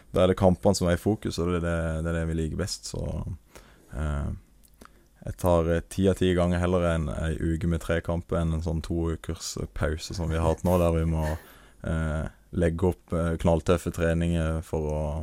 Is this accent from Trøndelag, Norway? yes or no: no; Marnardal, Agder, Norway; kompisene mine hjemme, med, hjemme i Marnardal